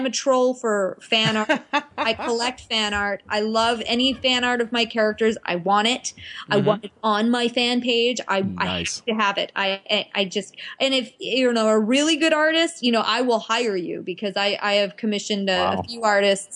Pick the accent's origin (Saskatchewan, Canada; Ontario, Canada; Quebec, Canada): Ontario, Canada; Ottawa; moved away; I went to high school in Ottawa, so that was kind of like inaugural with my hometown